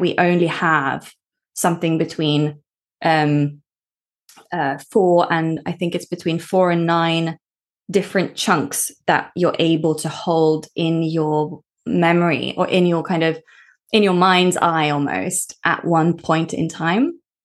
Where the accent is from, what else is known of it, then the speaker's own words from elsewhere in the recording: Norway; I grew up in Norway. So this is me living in Norway